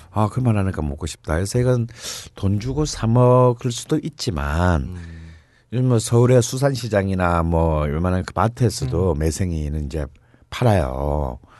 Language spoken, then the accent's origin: Korean; Gyeongsang, South Korea; 나처럼 경상도 출신들은 사실 멜생이라는 거는 네, 잘 몰랐죠. 우리는 알지도 네. 못하고 자랐어요